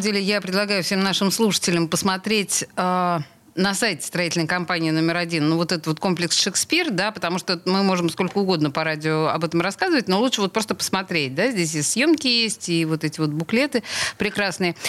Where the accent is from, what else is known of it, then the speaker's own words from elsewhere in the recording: Saint Petersburg, Russia; петербурженка в пятом колене